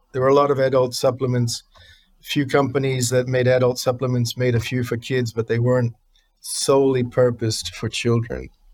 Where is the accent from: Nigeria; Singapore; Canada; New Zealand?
New Zealand; moved away as an adult; now in United States; growing up in New Zealand